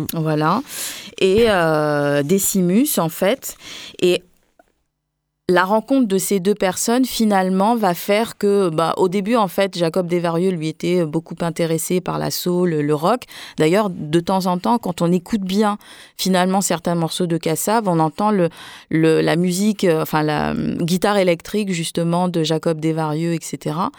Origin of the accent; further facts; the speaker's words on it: Saint-Claude, Guadeloupe; à Saint-Claude, là où sont nés mes parents et là où je suis née en Guadeloupe